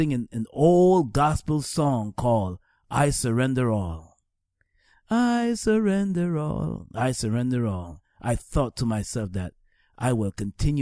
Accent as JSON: {"language": "English", "town": "Georgetown", "region": "Demerara-Mahaica", "country": "Guyana", "tie": "born or raised there", "also_born_or_lived": "Staten Island, New York", "moved": "yes", "lives_now": "New York, United States", "said": "I was raised in All Boys Town. That's a town in Georgetown, Guyana"}